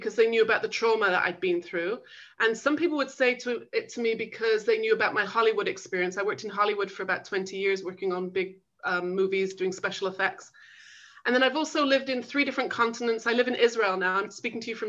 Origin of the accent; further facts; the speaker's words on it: England, United Kingdom; moved away as an adult; also born or lived in Manchester / London / Los Angeles; I grew up in England